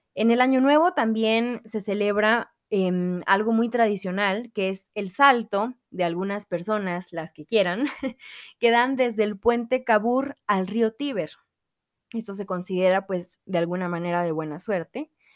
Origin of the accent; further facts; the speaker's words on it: Mexico; aquí en México